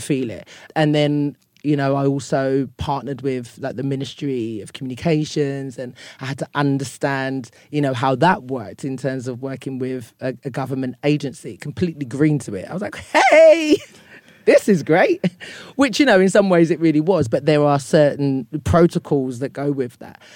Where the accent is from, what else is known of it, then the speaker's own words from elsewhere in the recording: London, United Kingdom; accent: Cockney; moved away as an adult; now in Ghana; growing up in London